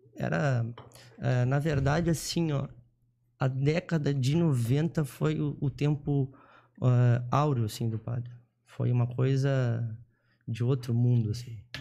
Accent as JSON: {"language": "Portuguese", "town": "Jaguarão", "region": "Rio Grande do Sul", "country": "Brazil", "tie": "born or raised there", "said": "eu nasci em Jaguarão, tá? é uma cidade do Rio Grande do Sul, é, fronteira com o Uruguai"}